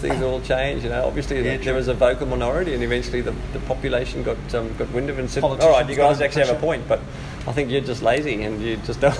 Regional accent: South Africa; now in Australia; being a South African

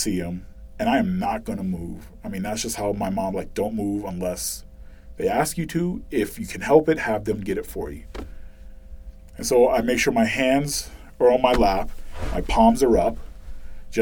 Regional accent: Boston, Massachusetts, United States; moved away; growing up in Boston

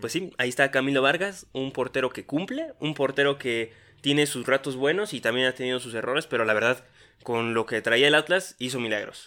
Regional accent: Mexico; accent: Mexican; hablamos como mexicanos

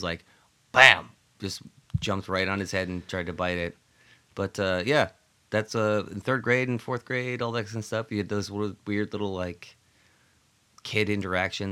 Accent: Gilmanton, New Hampshire, United States; moved away; my hometown in Gilmanton, New Hampshire

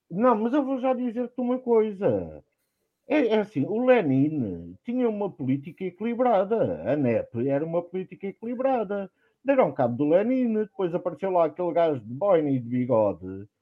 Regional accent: Nossa Senhora da Graça de Póvoa e Meadas, Alentejo, Portugal; minha terra, Nossa Senhora da Graça de Povimiedas

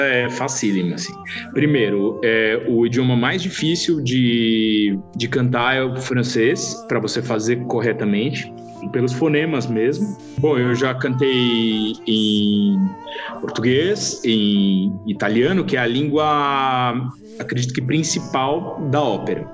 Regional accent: Brazil; eu sou brasileiro também

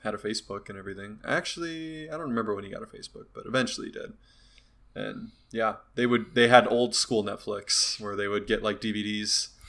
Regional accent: Turkey; I'm from Turkey, and yeah, people have to do that in Turkey, and let me tell you, it's not great.

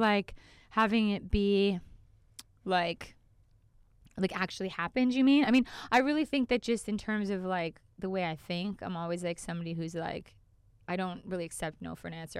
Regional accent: Calgary, Alberta, Canada; I'm from Cal-, Calgary, Canada

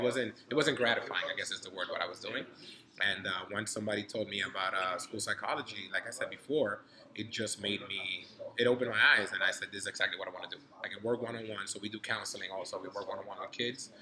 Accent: New York City, New York, United States; also born or lived in Dominican Republic; I grew up in New York City in the '90s.

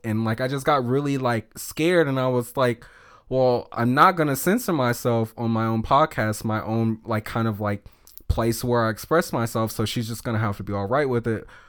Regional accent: the South, United States; just being a feminine little black gay boy, um, growing up in the South.

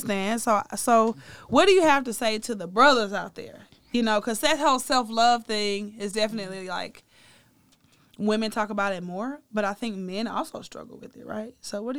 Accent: the South, United States; Like I told you, when I was growing up in the South, if you weren't thick, nobody was looking at you per se.

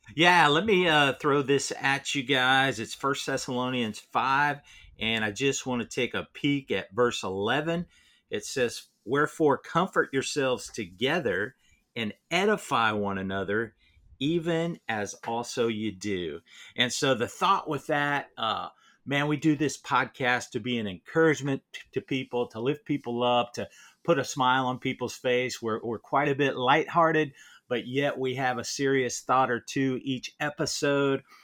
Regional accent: Ohio, United States; moved away; also born or lived in Tampa, Florida; growing up in Ohio and then living in Florida, Tampa area for so long

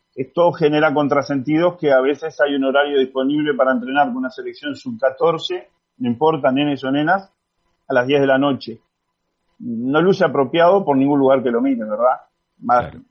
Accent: Uruguay; todos los que somos uruguayos

